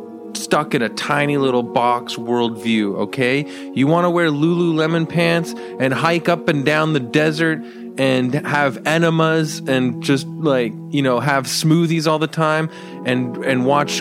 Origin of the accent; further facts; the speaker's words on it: California, United States; I'm from California. I do mushrooms and Joshua tree.